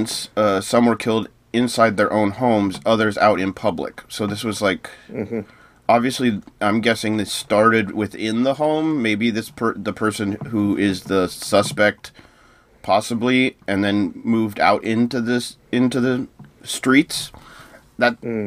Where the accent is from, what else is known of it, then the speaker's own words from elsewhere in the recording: United States; as an American